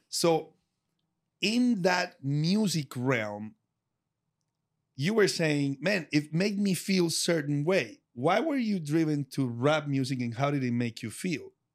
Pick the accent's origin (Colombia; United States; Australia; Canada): Colombia; English is a second language; moved away; the city where I'm from is very rock driven